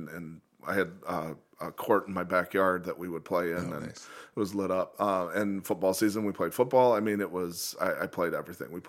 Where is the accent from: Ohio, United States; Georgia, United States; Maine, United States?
Ohio, United States; Toledo; West Toledo. Oh, okay. All West right. Toledo, over uh, by Franklin Park, and between Monroe and uh, Monroe and Sylvania.